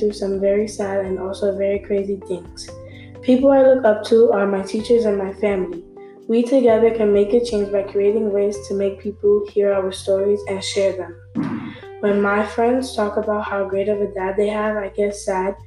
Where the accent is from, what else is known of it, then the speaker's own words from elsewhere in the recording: New York City, New York, United States; I grew up in the Bronx with my sister and my mom